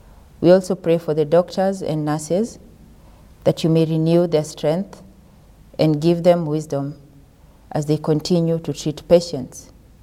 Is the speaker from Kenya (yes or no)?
yes; Kenya; moved away; I come from Kenya.